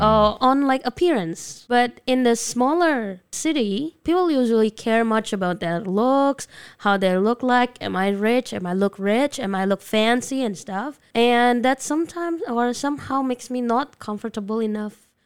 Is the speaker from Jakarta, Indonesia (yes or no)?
yes; Jakarta, Indonesia; English is a second language; moved away as an adult; also born or lived in Medan, Indonesia; now in Taiwan; I grew up in Jakarta, yeah, until my junior high school. And I moved to North Sumatra after